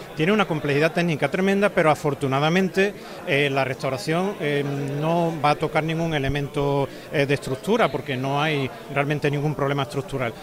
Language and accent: Spanish; Seville, Andalusia, Spain; yo no me siento representado como cofrade sevillano en ese cartel